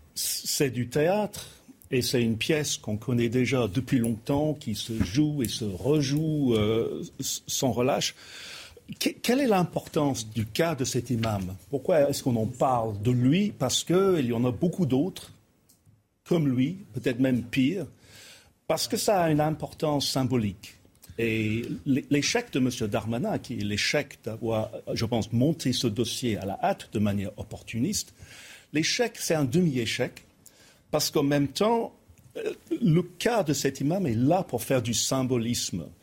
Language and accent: French; England, United Kingdom; French is a second language; je suis anglais